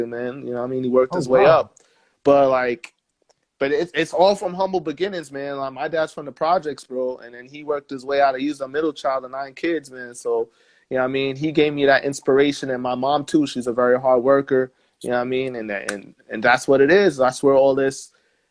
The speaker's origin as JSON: {"language": "English", "town": "New York City", "region": "New York", "country": "United States", "tie": "born or raised there", "also_born_or_lived": "New Jersey", "moved": "yes", "lives_now": "El Paso, United States", "said": "I'm from Stapleton Heights originally, so I'm from around that area."}